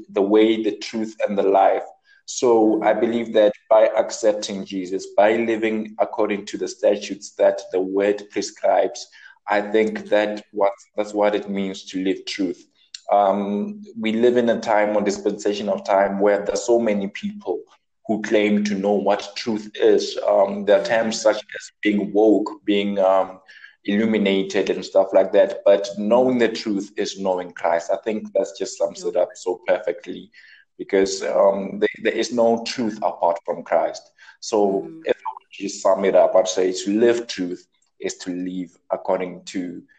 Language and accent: English; Limpopo, South Africa; I'm a Pedi man. I come from Limpopo. I speak Pedi